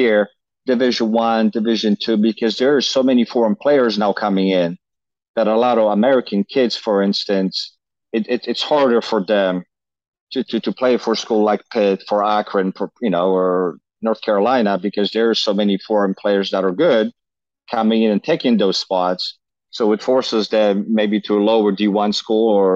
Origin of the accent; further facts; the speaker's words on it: Poland; now in United States; growing up in Poland